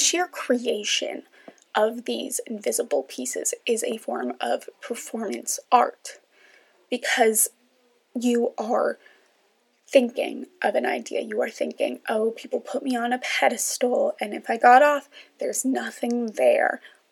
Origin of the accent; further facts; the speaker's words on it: New York, United States; now in Washington, D.C., United States; I am from New York